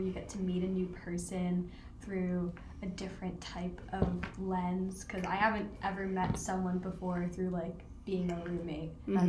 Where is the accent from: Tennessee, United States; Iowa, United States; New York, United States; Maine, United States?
New York, United States; I'm from New York.